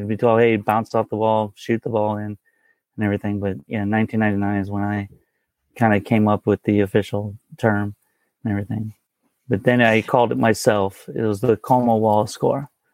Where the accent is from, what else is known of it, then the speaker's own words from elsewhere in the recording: St. Louis, Missouri, United States; I've been born and raised in Saint Louis, Missouri here